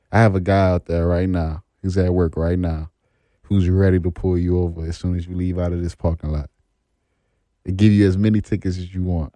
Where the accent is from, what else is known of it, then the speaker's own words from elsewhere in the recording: New Orleans, Louisiana, United States; I'm from New Orleans, too